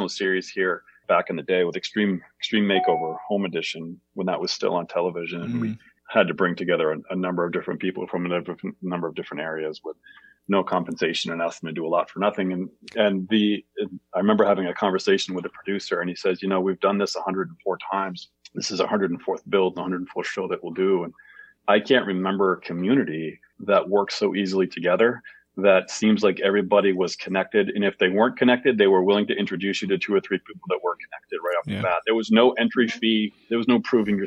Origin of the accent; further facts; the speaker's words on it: Bangor, Maine, United States; also born or lived in Portland, Maine / Lewiston, Maine; I grew up in Bangor